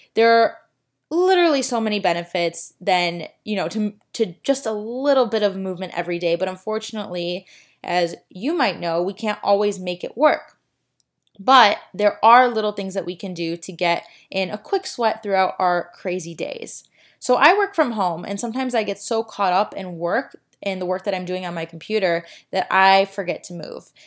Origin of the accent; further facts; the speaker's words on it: Chicago, Illinois, United States; now in Miami, United States; I am from Chicago